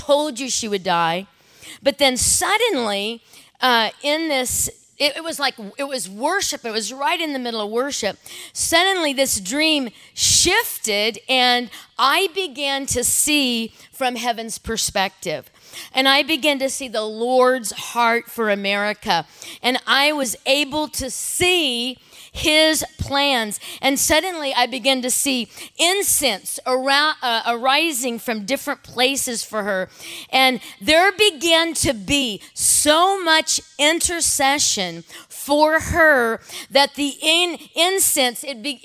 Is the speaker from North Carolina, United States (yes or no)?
no; California, United States; I'm from California